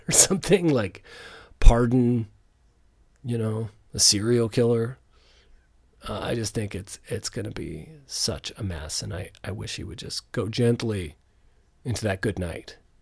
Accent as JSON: {"language": "English", "country": "Canada", "said": "as a Canadian in Canada"}